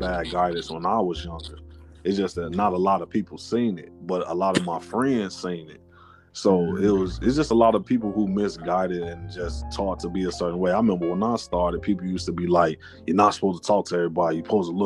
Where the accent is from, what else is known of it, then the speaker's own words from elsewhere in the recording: Inglewood, Missouri, United States; I'm not from Cali. I'm from Inglewood in the city